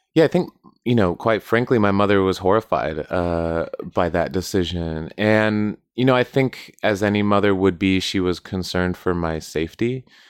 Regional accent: Southwest United States, United States; I grew up in the Southwest, United States, close to the border

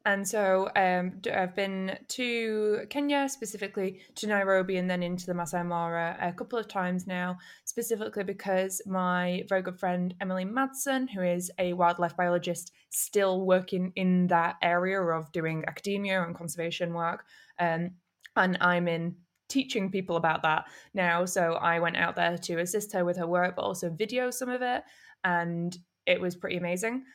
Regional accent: Manchester, North West England, United Kingdom; moved away as an adult; also born or lived in Camden, London / Nagasaki; now in London, United Kingdom; I'm from North Manchester

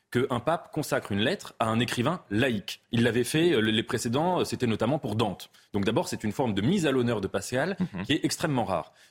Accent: France; je suis français

